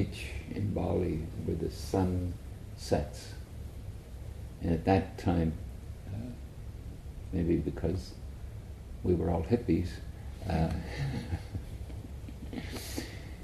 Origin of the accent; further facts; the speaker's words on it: Ireland; where I grew up in Ireland